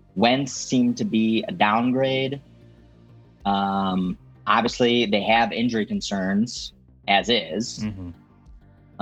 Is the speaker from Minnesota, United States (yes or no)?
no; Chicago, Illinois, United States; I'm from Chicago